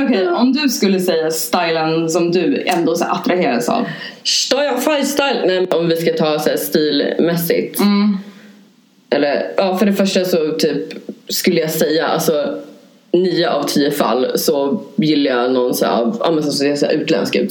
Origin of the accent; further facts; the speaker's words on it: Norrland, Sweden; moved away; also born or lived in Hässelby; jag är från Norrland